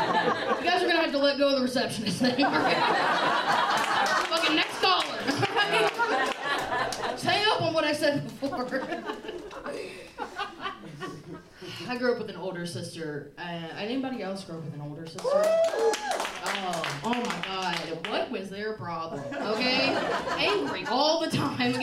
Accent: Nashville, Tennessee, United States; I'm from Nashville. We ride horses

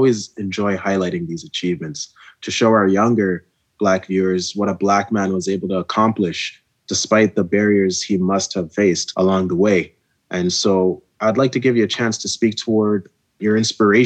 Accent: Ghana; moved away; Me being from West Africa and being from Ghana, when I tell people I'm from Ghana

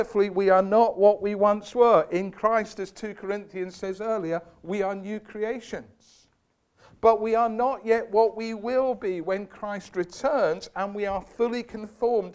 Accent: Scotland, United Kingdom; I was brought up in Scotland

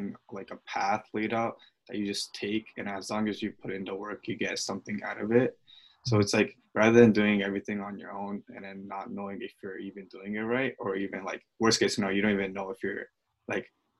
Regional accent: Clifton, New Jersey, United States; I'm originally from Clifton, New Jersey

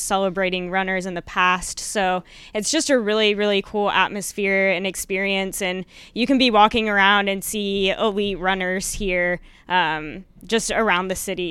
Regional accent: Plano, Texas, United States; I'm from the Dallas area.

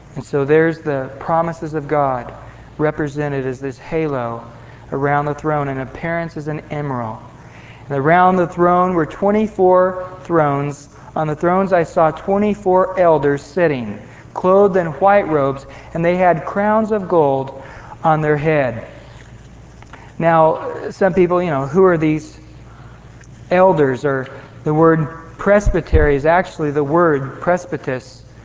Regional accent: Visalia, California, United States; I grew up in Visalia, right at the foot of the sequoias in Yosemite

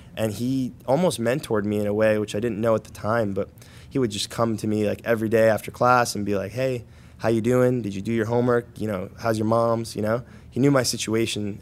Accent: Paterson, New Jersey, United States; I grew up in Paterson, New Jersey.

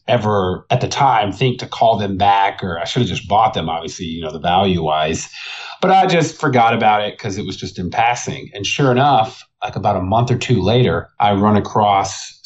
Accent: Arlington, Texas, United States; also born or lived in Fort Worth, Texas; I grew up in the Dallas-Fort Worth area. Technically, I was in Arlington. I lived in Fort Worth

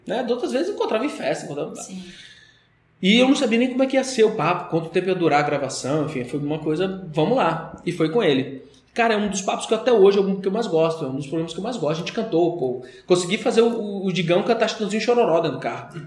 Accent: Brasília, Federal District, Brazil; sou de Brasília

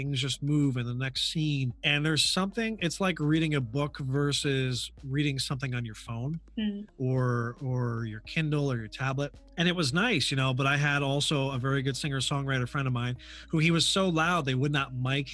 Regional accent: Hudson Valley, New York, United States; moved away

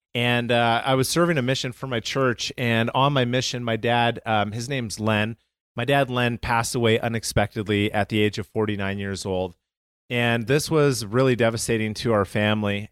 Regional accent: Calgary, Alberta, Canada; moved away; I'm from Calgary, Canada.

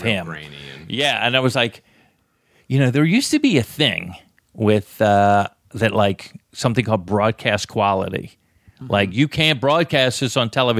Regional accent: Florida, United States; Ever since I was a kid growing up in Florida

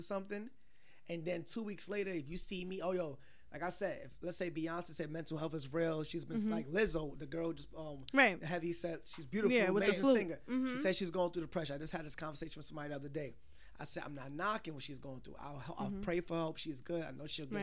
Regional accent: New York City, New York, United States; also born or lived in Brownsville, Brooklyn / Bushwick, Brooklyn; I'm from all over Brooklyn. I grew up in Flatbush

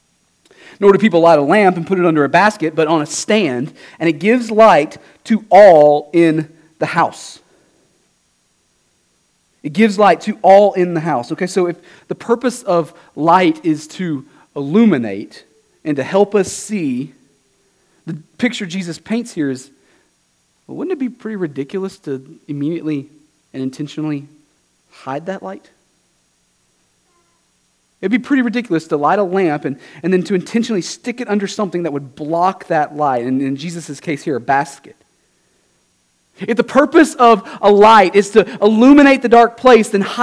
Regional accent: Southeast Texas, United States; moved away; I'm from Southeast Texas

